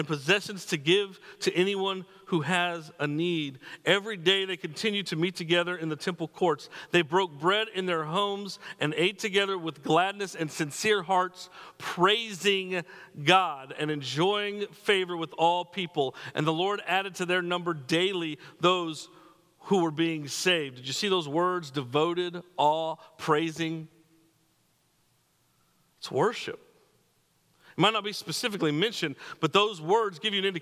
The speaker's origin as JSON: {"language": "English", "region": "New Mexico", "country": "United States", "moved": "as an adult", "said": "I'm from New Mexico"}